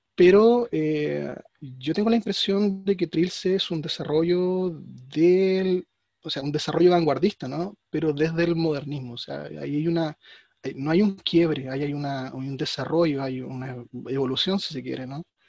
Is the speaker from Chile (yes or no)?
yes; Chile; Yo soy chileno